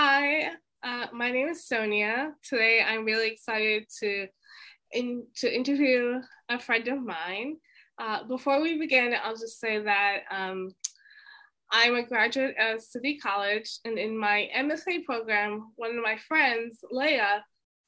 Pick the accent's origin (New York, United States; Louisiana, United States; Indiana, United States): New York, United States; New York City; I'm from Queens. I'm a Black American. I'm half Jamaican and half Indigenous American and African American. My dad was Indigenous American to African American, and my mom is Jamaican American.